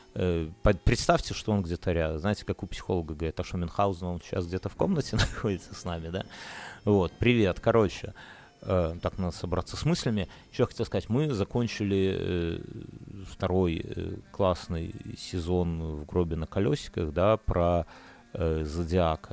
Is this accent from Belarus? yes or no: yes; Belarus; я из Беларуси